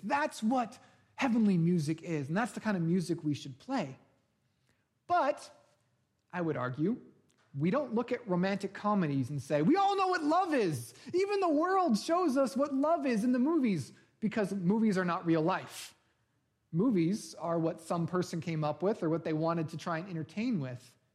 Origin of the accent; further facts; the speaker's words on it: Bay Area, California, United States; moved away; I grew up in the Bay Area